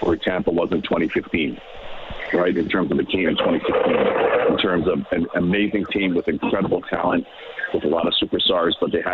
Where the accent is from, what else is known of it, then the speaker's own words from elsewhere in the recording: Toronto, Ontario, Canada; I grew up in Toronto